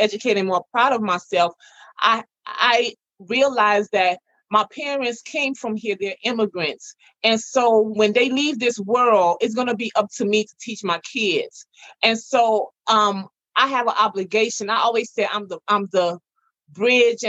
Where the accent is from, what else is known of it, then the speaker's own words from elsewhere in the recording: Chicago, Illinois, United States; also born or lived in Ghana; I'm very proud to be from the South Side of Chicago